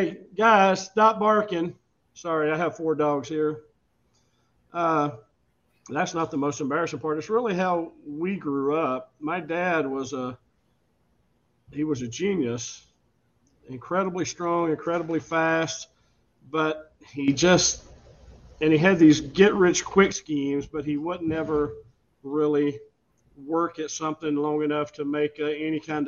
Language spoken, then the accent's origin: English; Sand Mountain, Alabama, United States; Sand Mountain right now where I grew up